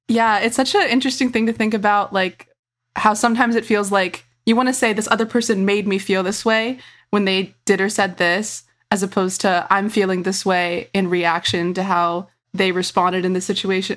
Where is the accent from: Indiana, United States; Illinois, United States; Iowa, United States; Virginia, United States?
Virginia, United States; my experience growing up in Virginia